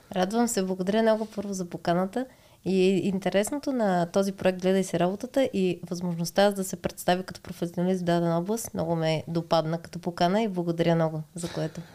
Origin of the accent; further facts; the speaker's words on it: Montana, Montana Province, Bulgaria; аз съм от Монтана родом и моят съпруг също е от Монтана и сме тинейджърски гаджета от там